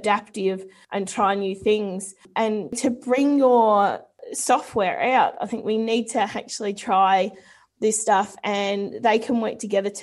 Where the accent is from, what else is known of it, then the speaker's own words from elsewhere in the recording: New Zealand; being a Kiwi myself